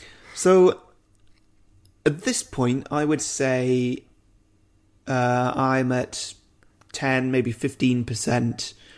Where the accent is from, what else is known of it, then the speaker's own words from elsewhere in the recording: United Kingdom; Yeah, of course. Yeah. I'm British.